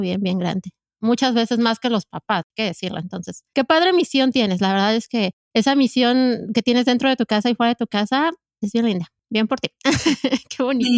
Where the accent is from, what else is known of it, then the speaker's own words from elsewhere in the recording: Mexico City, Mexico; yo soy chilanga, eh, crecí en la Ciudad de México